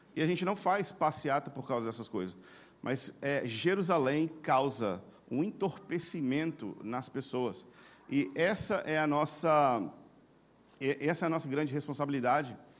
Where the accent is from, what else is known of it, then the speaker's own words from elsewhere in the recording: Brazil; como brasileiros